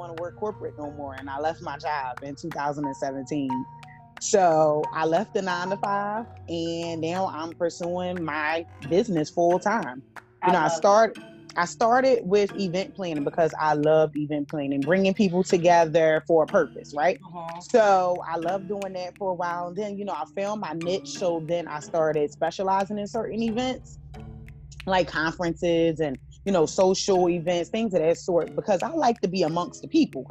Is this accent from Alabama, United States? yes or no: no; Philadelphia, Pennsylvania, United States; I'm a Philly girl. Okay. I'm from Philadelphia.